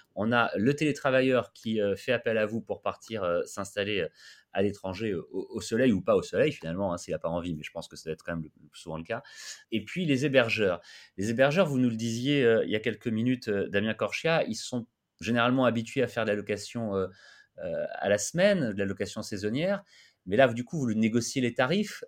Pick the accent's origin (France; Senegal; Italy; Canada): France; chez nous en France